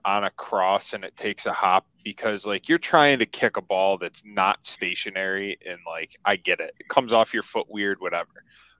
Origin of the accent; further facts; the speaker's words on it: Rochester, New York, United States; Growing up in Rochester